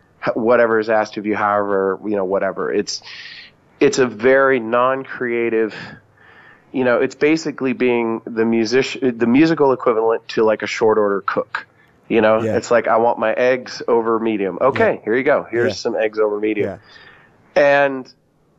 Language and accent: English; United States; I'm an American